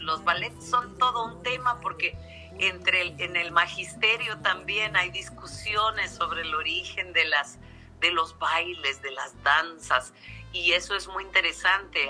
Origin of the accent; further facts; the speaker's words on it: Mexico; es nuestro país, es nuestro país